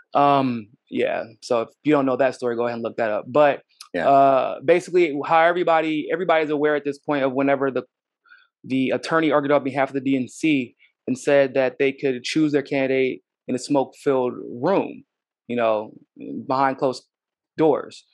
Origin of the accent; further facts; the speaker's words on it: United States; as an American, uh, with my own unique experiences